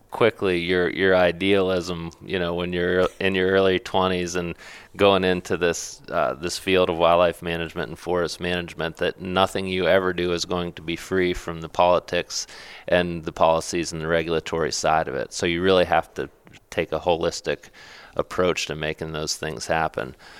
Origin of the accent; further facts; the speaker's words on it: Pennsylvania, United States; my home state, uh, which is Pennsylvania